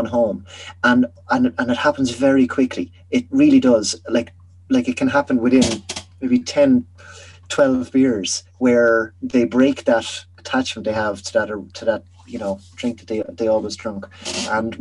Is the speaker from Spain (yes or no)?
no; Edenderry, Leinster, Ireland; moved away; I'm from Edenderry in Offaly.